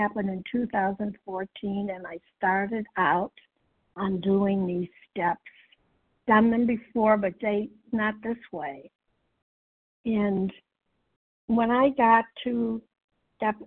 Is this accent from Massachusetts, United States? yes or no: yes; Massachusetts, United States; I'm from Massachusetts